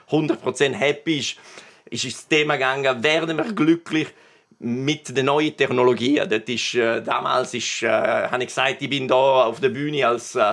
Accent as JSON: {"language": "German", "town": "Maloja", "region": "Graubünden", "country": "Switzerland", "tie": "born or raised there", "accent": "Bergell", "said": "Ich bin in Maloja aufgewachsen. Das wissen Sie ja, das ist, ist noch Bergelle. Obwohl geografisch in Gadin, aber politisch und kulturell ist Bergelle. Und da, da hören Sie wahrscheinlich auch vom, vom R, oder? Das ist ein typischer Bergeller R."}